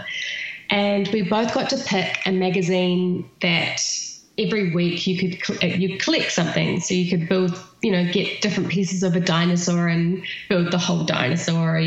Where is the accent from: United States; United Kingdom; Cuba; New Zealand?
New Zealand; accent: New Zealand; my New Zealand accent